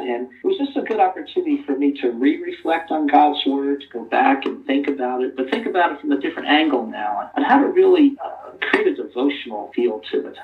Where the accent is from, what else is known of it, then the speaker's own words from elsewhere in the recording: New Jersey, United States; I grew up in New Jersey along the coast, in the, in the New Jersey shore.